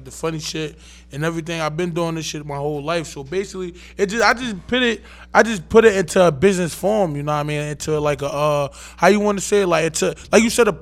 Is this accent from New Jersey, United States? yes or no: yes; Irvington, New Jersey, United States; I'm from Irvington, New Jersey